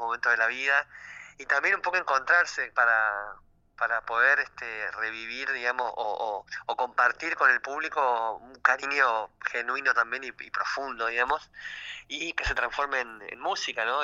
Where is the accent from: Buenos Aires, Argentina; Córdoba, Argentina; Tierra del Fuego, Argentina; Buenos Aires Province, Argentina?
Tierra del Fuego, Argentina; yo vengo de Tierra del Fuego